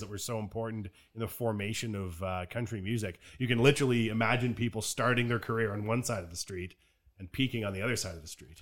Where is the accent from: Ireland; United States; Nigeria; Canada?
Canada; We're Canadian